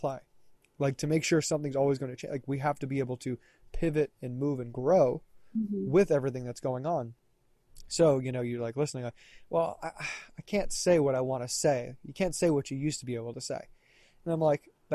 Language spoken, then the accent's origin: English; the South, United States; I'm from the South